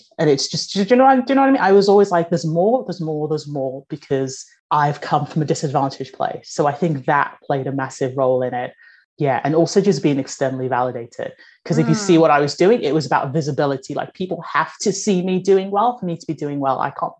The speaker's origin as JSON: {"language": "English", "country": "Nigeria", "tie": "born there", "moved": "yes", "said": "my family are immigrants. I was born in Nigeria, moved over here."}